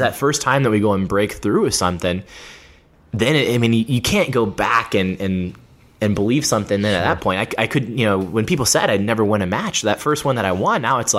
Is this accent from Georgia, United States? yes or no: yes; Georgia, United States; the state of Georgia, in my home state. I live outside of Atlanta